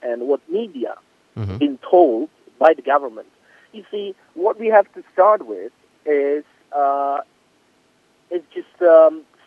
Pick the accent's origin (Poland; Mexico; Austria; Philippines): Poland; English is a second language; also born or lived in London